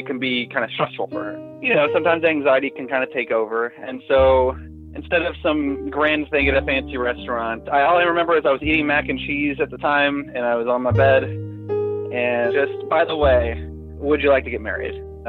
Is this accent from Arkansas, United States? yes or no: yes; Little Rock, Arkansas, United States; my hometown, to Little Rock